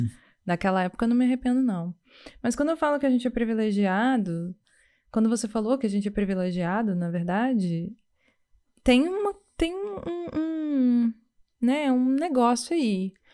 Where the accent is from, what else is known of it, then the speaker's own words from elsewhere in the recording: Vitória, Espírito Santo, Brazil; moved away as an adult; now in Montreal, Canada; A gente vem do Brasil, mais especificamente de Vitória, no Espírito Santo